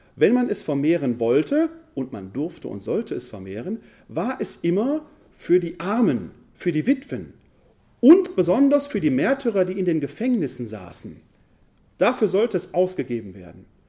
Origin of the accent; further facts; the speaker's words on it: Essen, North Rhine-Westphalia, Germany; accent: Ruhrgebiet; also born or lived in Wuppertal; Ich komme gebürtig aus dem Ruhrgebiet, aus der Stadt Essen. Man hört es meiner Sprache an.